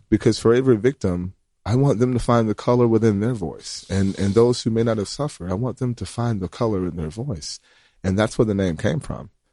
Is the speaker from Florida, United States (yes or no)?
yes; Graceville, Florida, United States; I'm from Graceville, Florida, which is, uh, a small town